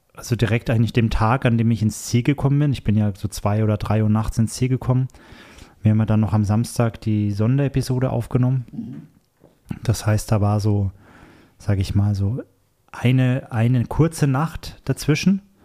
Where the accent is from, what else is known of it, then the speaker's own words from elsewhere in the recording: Erlangen, Bavaria, Germany; moved away; mit meinen besten Freunden aus Deutschland, ähm, wo ich herkomme, aus der Erlanger Ecke, aus der Franken Ecke quasi